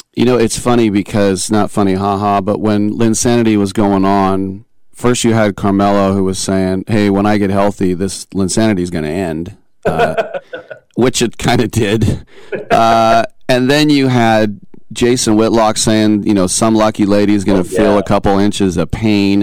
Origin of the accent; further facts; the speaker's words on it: Bay Area, California, United States; I grew up in the Bay Area, uh, like Jeremy did, very diverse